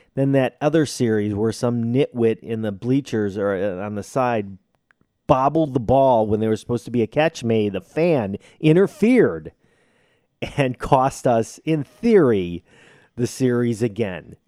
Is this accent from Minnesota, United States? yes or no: no; Chicago, Illinois, United States; I am from Chicago